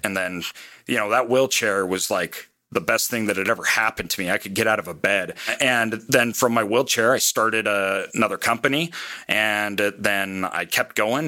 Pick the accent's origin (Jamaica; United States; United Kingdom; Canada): United States; Boise, Idaho; I'm from Boise, Idaho.